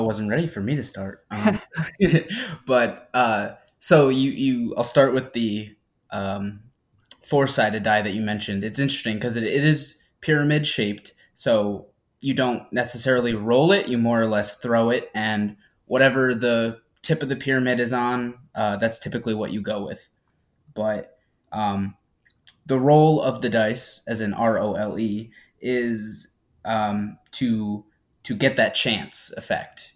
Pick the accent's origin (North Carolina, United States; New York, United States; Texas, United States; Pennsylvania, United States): New York, United States; Averill Park; now in Albany, United States; I, I have grown up in Averill Park.